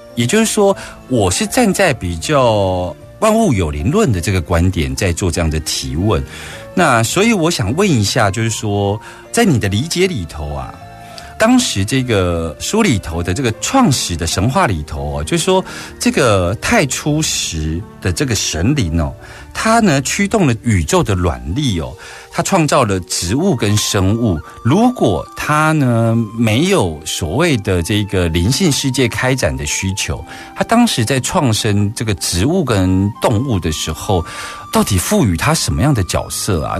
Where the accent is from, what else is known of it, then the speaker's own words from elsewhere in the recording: Taiwan; 在我们台湾社会